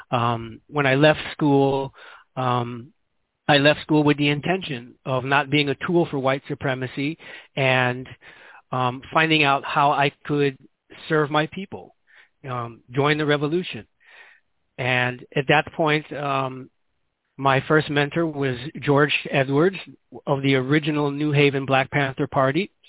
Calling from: Guinea-Bissau; as I said, I'm calling here from Guinea-Bissau.

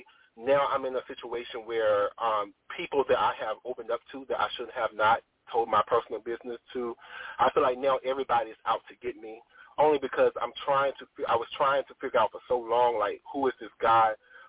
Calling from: North Carolina, United States; I'm calling from North Carolina.

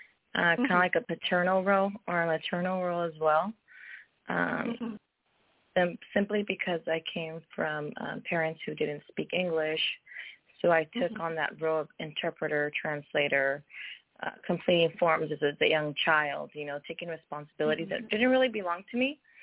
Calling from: California, United States; I'm calling from the state of California.

